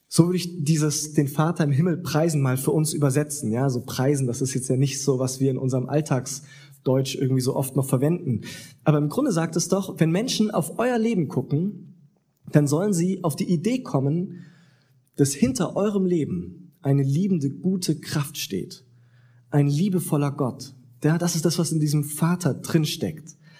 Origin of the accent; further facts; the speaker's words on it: Southern Germany, Germany; moved away; da, wo ich herkomme, in Süddeutschland